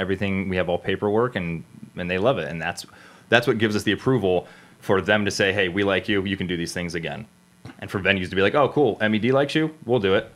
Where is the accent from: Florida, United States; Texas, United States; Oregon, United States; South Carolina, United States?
Florida, United States; South; moved away; also born or lived in Cleveland, Ohio / New York City / Los Angeles; I'm born and raised in South Florida, then moved to middle of nowhere Cleveland, Ohio